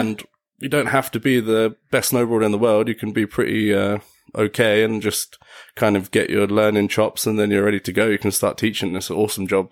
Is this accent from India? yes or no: no; Enfield, London, United Kingdom; moved away as an adult; now in Mayrhofen, Austria; originally from Enfield, North London